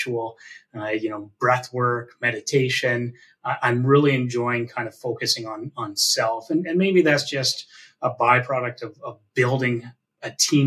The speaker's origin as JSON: {"language": "English", "country": "Canada", "also_born_or_lived": "Hamilton, Ontario", "said": "as a Canadian"}